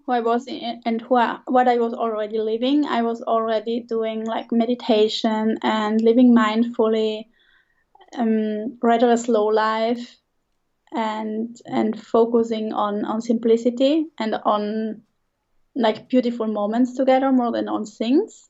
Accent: Switzerland; English is a second language; moved away as an adult; also born or lived in Italy; I grew up in Switzerland near the border to Germany.

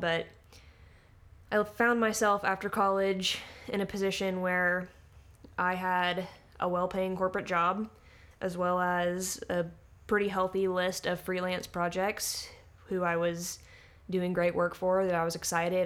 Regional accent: Little Rock, Arkansas, United States; also born or lived in Fayetteville, Arkansas; I, uh, moved to Fayetteville, uh, from growing up in Little Rock

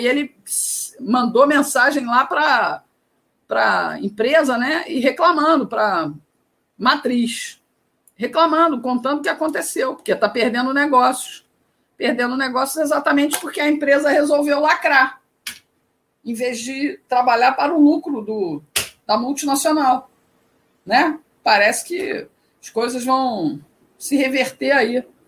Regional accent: Rio de Janeiro, Brazil; moved away as an adult; now in Ceará, Brazil; apesar de morar no Ceará desde 2002, eu sou carioca, fui repórter por 20 anos no Rio de Janeiro

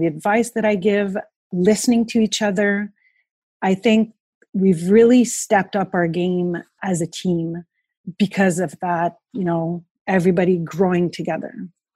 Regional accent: Montreal, Quebec, Canada; I was this girl from Montreal who stepped in the office in Quebec

